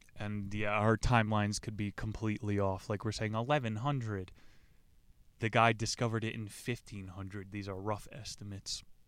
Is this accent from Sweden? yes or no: no; United States; I'm some American mutt